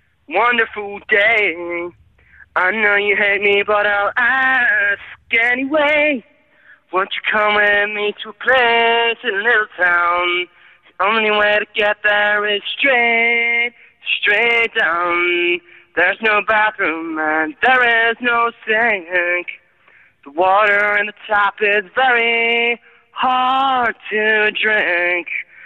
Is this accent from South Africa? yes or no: no; Newcastle, North East England, United Kingdom; I'm from Newcastle, man.